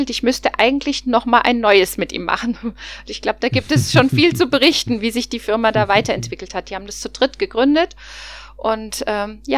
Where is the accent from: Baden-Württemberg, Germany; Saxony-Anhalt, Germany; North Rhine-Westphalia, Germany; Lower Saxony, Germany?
North Rhine-Westphalia, Germany; Cologne; vor allen Dingen als Kölner.